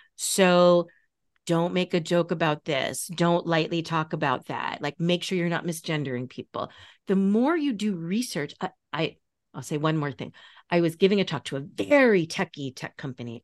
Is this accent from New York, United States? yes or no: yes; Long Island, New York, United States; you grew up fifteen miles from me. Like, we are both from Long Island